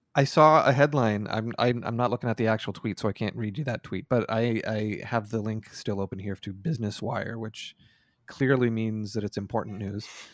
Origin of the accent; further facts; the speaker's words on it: Canada; feels weird to me as a Canadian